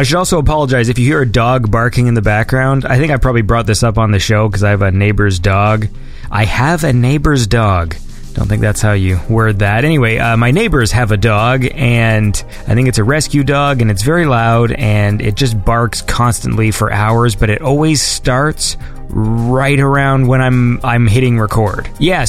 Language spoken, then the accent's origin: English; Canada; I'm Canadian